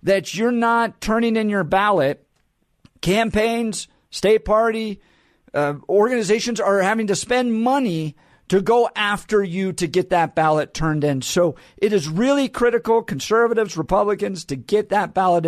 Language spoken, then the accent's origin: English; Colorado, United States; I grew up in Colorado